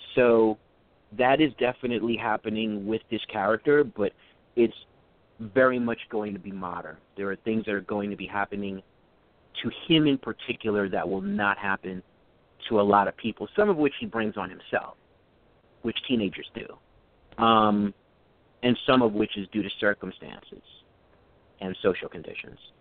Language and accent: English; New York City, New York, United States; I was born and raised in Brooklyn, and I'm back in Brooklyn now. I live in a Flatbush area